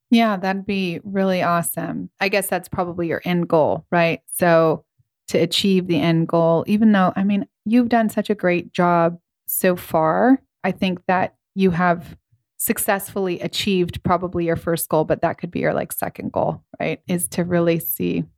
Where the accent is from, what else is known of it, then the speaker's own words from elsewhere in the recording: Ventura, California, United States; I grew up in Ventura